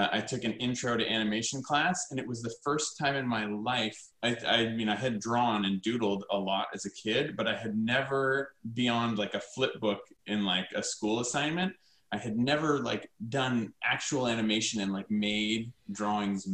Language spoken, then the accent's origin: English; North Carolina, United States; moved away; also born or lived in Provo, Utah; I grew up in North Carolina